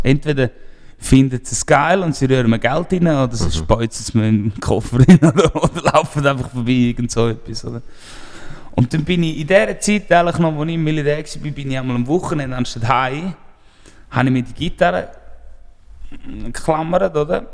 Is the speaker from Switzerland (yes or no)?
yes; Appenzell, Appenzell Innerrhoden, Switzerland; ich komme aus einem kleinen Dorf, ich bin in Appenzell aufgewachsen